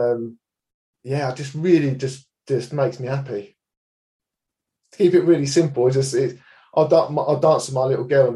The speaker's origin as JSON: {"language": "English", "town": "Enfield", "region": "London", "country": "United Kingdom", "tie": "born or raised there", "moved": "as an adult", "lives_now": "Hertford, United Kingdom", "said": "I live in Hartford, just north of London. I grew up in Enfield"}